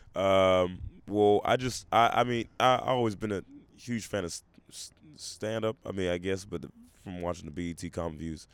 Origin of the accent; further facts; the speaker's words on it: Memphis, Tennessee, United States; also born or lived in Portland, Oregon; I was raised most of my adolescence in Memphis, Tennessee.